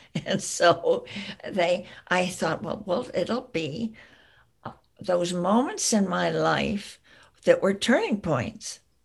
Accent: the East, East Coast, United States; moved away as an adult; also born or lived in California; now in Berkeley, United States; I grew up in the East that was very important. I'm a child of the Eastern woodlands.

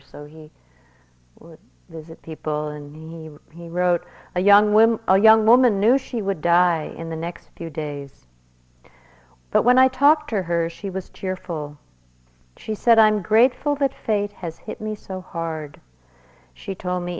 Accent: United States

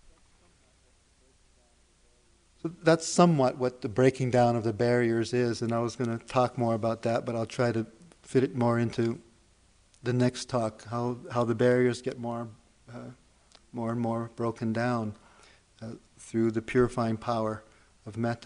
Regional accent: Hawaii, United States; Being born and raised in Hawaii

